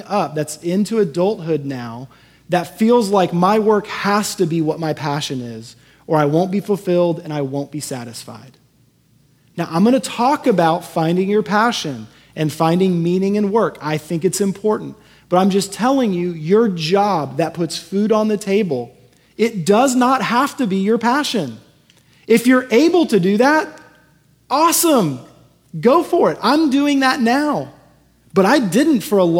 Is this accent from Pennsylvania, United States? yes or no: no; Houston, Texas, United States; moved away; the house I grew up in Houston